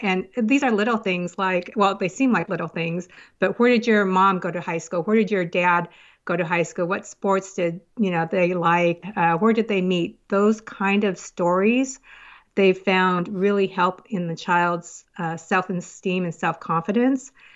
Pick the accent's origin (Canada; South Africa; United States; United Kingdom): United States; also born or lived in South Korea; now in Woodinville, United States; from an orphanage, a couple of orphanages to foster home, and then I was adopted into the, over to the United States to family in the United States.